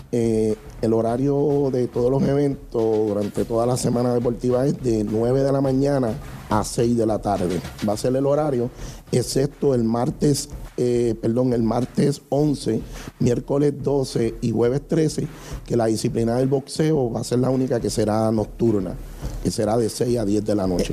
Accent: Toa Baja, Puerto Rico; representando a nuestro pueblo Toabaja

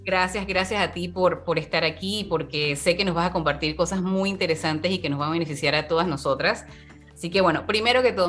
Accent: Dominican Republic; now in United States; Soy de República Dominicana y actualmente me encuentro en los Estados Unidos.

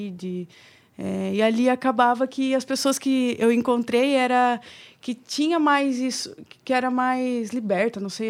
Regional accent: interior of São Paulo, Brazil; moved away; Que eu vim de São Paulo, interior de São Paulo.

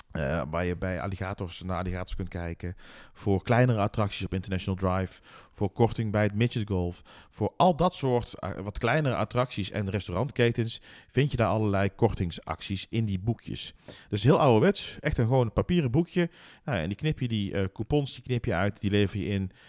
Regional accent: Netherlands; wij als Nederlanders

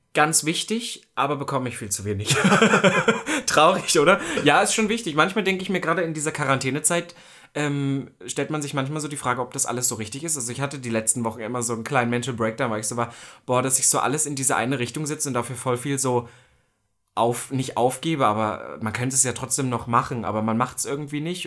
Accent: East Germany, Germany; ich komme ja aus Ostdeutschland. Das war nicht immer einfach

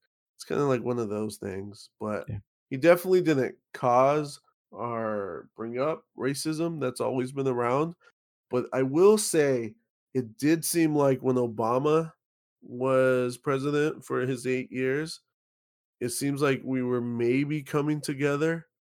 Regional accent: California, United States; No, but we're from California.

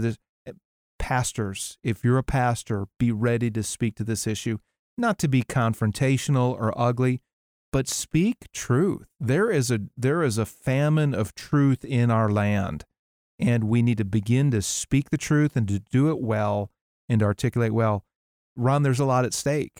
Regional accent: Wisconsin, United States; my home state of Wisconsin. There's a place, uh, not far from where I grew up, Outagamie County

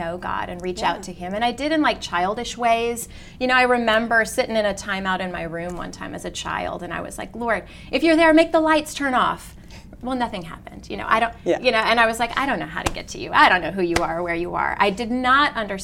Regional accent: California, United States; moved away as an adult; also born or lived in Sacramento / San Francisco / San Diego; now in Monroe, Louisiana, United States; I was born and raised in California.

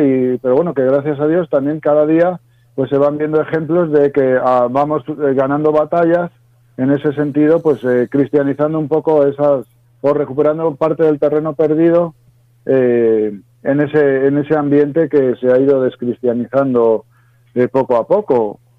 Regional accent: Zamora, Castile and León, Spain; Yo soy de un pueblo de la Zamora profunda, ¿no? Junto a la, eh, muy cerquita de la raya de Portugal

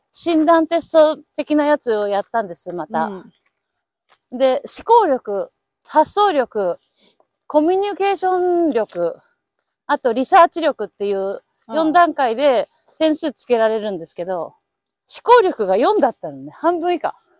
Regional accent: Aichi, Japan; now in Arizona, United States; 私も愛知 出身です

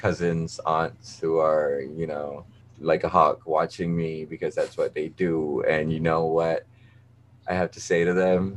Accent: Malaysia; moved away as an adult; now in New York, United States; I'm from Malaysia

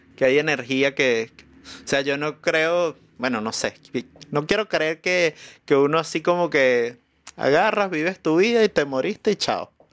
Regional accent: Venezuela; moved away as an adult; now in Chile; allá en Venezuela, eh, mi familia era de un pueblo en Oriente

